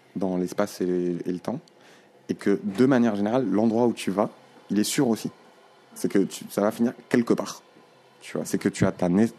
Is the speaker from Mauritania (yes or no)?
yes; Nouakchott, Mauritania; je suis né euh, à Nouakchott, tu vois, à cet endroit-là, en 87